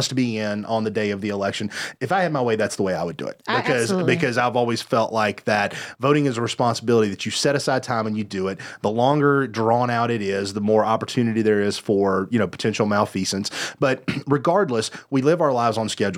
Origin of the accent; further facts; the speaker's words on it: Candler, North Carolina, United States; my hometown of Candler